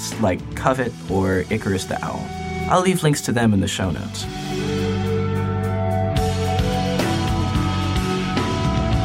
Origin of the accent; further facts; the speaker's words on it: Asheville, North Carolina, United States; my hometown of Asheville